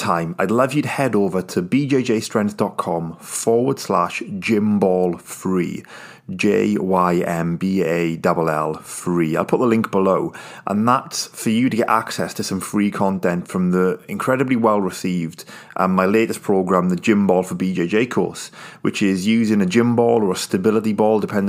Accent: United Kingdom; even though I'm British

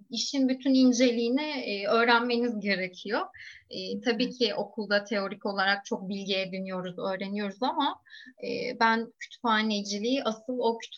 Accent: Ayvalık, Balıkesir, Turkey; moved away as an adult; now in Istanbul, Turkey; ben Ayvalık'ta büyüdüm. üniversite için İstanbul'a gelip

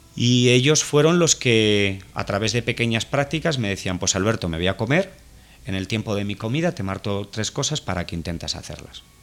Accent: Fuenlabrada, Community of Madrid, Spain; nosotros vivimos en un barrio humilde, en el barrio del Naranjo, en Fuenlabrada, es un municipio que está en el sur de Madrid

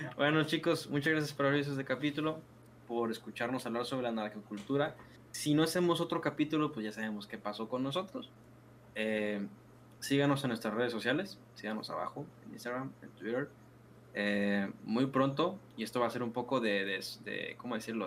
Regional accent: Mexico; now in Culiacán, Mexico; la cultura general que tenemos como mexicanos

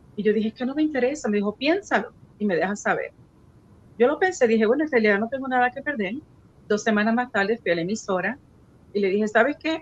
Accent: San Juan, Puerto Rico; moved away as an adult; now in Central Florida, United States; yo nací y crecí en Puerto Rico

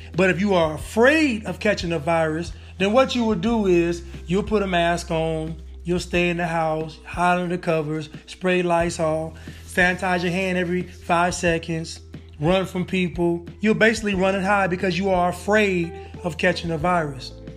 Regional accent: Northern California, United States; I'm from Northern California

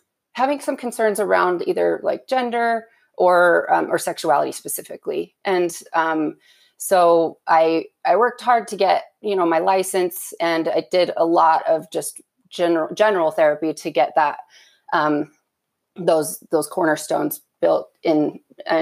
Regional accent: Utah, United States; I was born and raised LDS in Utah.

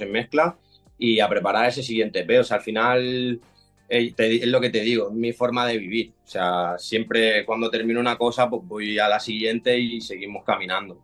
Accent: Barcelona, Catalonia, Spain; Yo soy de Cataluña, de Barcelona.

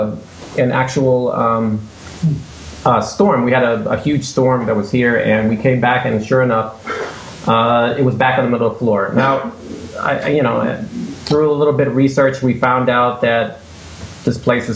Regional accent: Boston, Massachusetts, United States; moved away as an adult; now in Gardner, United States; originally I'm from Boston

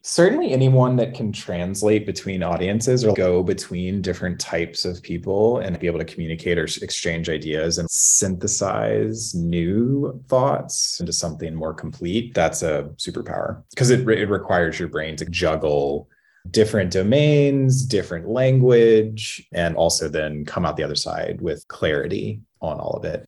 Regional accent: Louisiana, United States; I grew up in Louisiana where the curriculum did not include synthetic biology

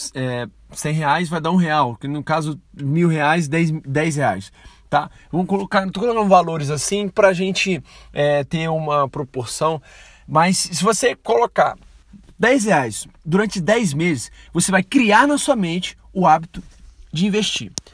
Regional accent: Brazil; sou brasileiro

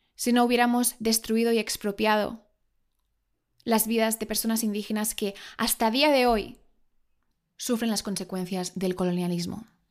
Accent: Spain; yo soy española

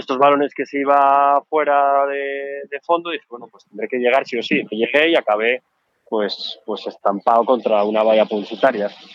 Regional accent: Asturias, Spain; accent: Asturian; moved away as an adult; also born or lived in Madrid; now in Zaragoza, Spain; acento asturiano es algo que no me gusta. A mí me encanta. No sé por qué. Tengo que... Me dirán, oye, ¿cómo puedes renegar? Pues reniego, no me gusta. Yo llevo fuera de, Asturias, de que me fui a Madrid y todo esto, pues llevaré 20 años. Yo no me lo quito

